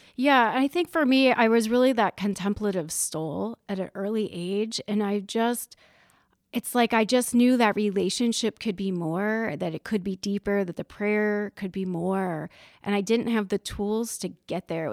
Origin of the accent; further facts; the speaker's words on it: Hartville, Ohio, United States; I grew up in Northeast Ohio. I'm from a little town called Hartville, Ohio